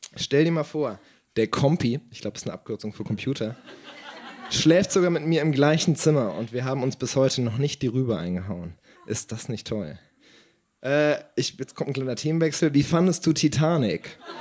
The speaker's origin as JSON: {"language": "German", "town": "Siegen", "region": "North Rhine-Westphalia", "country": "Germany", "tie": "born or raised there", "said": "Meine Heimatstadt"}